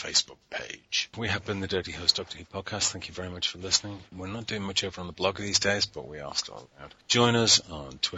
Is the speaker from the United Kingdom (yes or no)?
yes; United Kingdom; We're British.